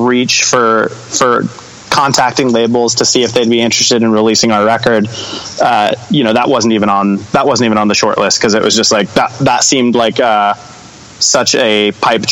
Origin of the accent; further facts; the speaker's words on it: Long Beach, California, United States; moved away as an adult; now in Arizona, United States; I was actually born out in Arizona, but I was raised in Long Beach since I was, like, 1 year old